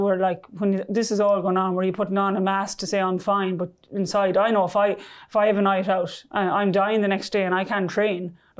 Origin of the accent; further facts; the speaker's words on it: Ireland; When I was growing up in Ireland of binge drinking and doing all